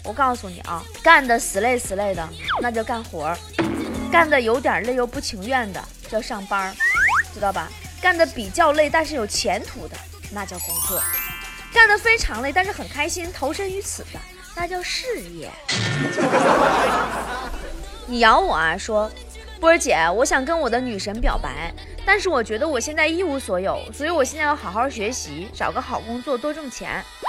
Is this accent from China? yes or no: yes; China; 我们中国人啊，就这点好